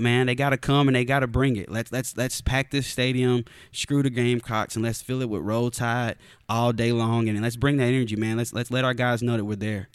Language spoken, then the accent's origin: English; the South, United States; also born or lived in Arizona; I grew up in the South